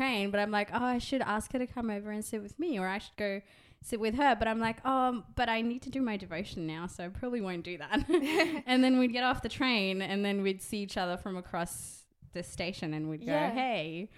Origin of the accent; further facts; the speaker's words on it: Dubai, United Arab Emirates; moved away as an adult; now in Sydney, Australia; I grew up in Dubai. I was born there